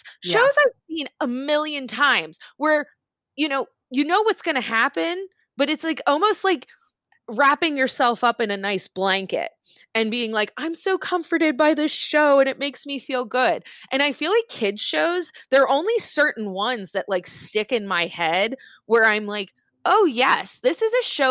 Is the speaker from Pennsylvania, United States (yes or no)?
yes; Pittsburgh, Pennsylvania, United States; I am from Pittsburgh